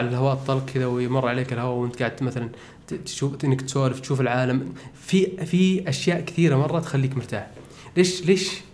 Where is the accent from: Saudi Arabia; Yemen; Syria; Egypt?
Saudi Arabia; وحنا من السعوديه